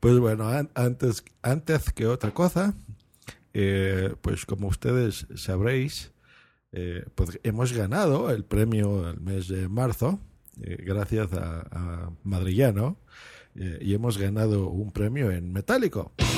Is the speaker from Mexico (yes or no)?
yes; Lerma, State of Mexico, Mexico; cuando yo era niño, yo vivía en una población que se llamaba Lerma, eso es en el Estado de México, muy cerca de Toluca